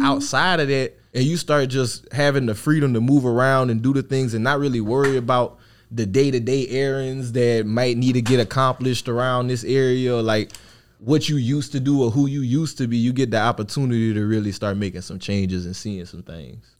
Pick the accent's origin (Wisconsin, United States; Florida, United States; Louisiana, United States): Louisiana, United States; Opelousas; moved away as an adult; where I'm from, I'm from Louisiana